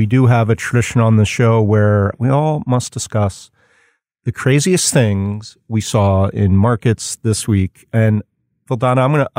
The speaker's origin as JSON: {"language": "English", "region": "Pennsylvania", "country": "United States", "tie": "born or raised there", "said": "In Pennsylvania, my home state, it's just embarrassing."}